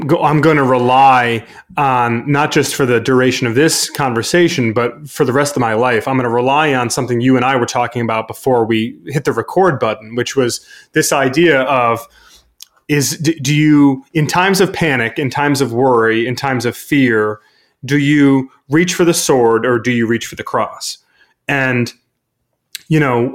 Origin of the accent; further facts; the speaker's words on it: Brighton, Michigan, United States; my hometown in Brighton, Michigan